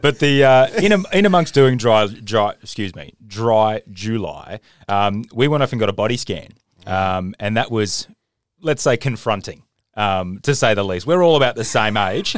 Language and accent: English; Australia; as an Australian